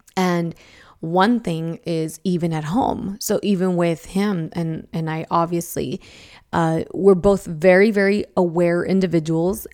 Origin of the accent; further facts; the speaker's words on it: Idaho, United States; I grew up in Idaho